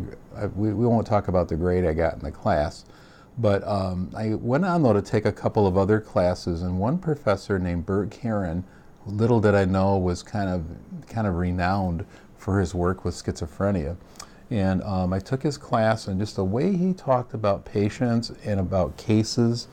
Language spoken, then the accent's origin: English; Bay City, Michigan, United States; I'm a Michigander by birth. I grew up in Bay City, Michigan